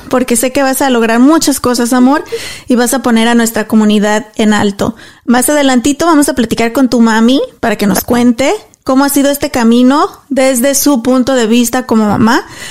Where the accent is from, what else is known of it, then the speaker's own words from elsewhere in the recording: Mexico; now in Dallas, United States; yo soy mexicana y soy súper orgullosa de ser mexicana